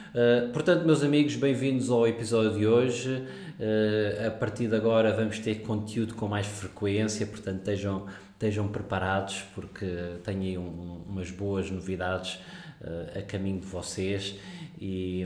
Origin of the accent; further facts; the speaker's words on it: Portugal; moved away as an adult; also born or lived in South Africa / Singapore / Netherlands / London; now in Dubai, United Arab Emirates; sou português